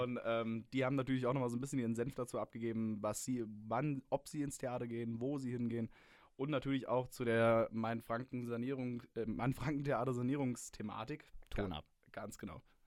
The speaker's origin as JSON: {"language": "German", "region": "Hesse", "country": "Germany", "moved": "yes", "lives_now": "Würzburg, Germany", "said": "Ich bin ja selber Hesse"}